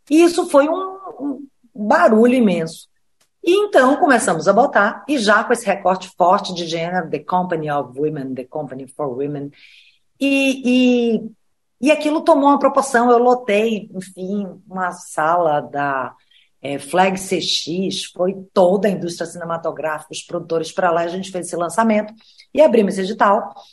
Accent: Bahia, Brazil; Eu sou nordestina, sou baiana.

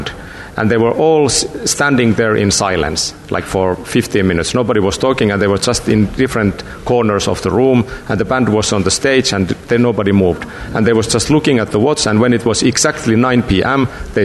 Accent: Lapland, Finland; the north of Finland, where I come from. I grew up in Lapland

